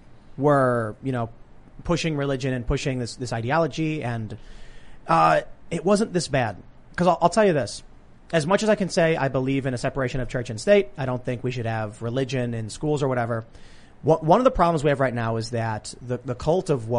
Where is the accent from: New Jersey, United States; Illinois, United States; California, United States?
Illinois, United States; Chicago; I was growing up in Chicago